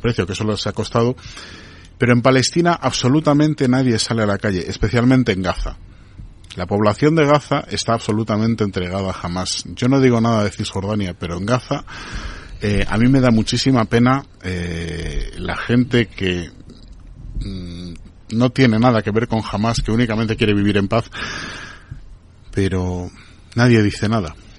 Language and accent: Spanish; Venezuela; yo como venezolano